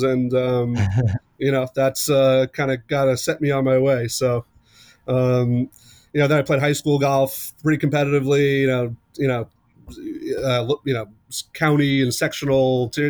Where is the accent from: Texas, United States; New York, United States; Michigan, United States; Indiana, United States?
New York, United States; Long Island; I grew up on Long Island in New York